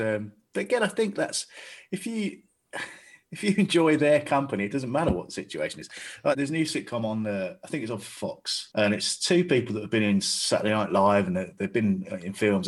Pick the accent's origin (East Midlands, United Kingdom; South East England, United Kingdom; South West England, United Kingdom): South East England, United Kingdom; Staines; I'm from Staines